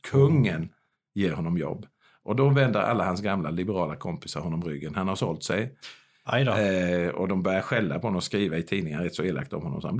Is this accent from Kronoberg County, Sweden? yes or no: yes; Kronoberg County, Sweden; Utan då är det kanske ändå min hembygd Småland och just Värend jag måste gå till.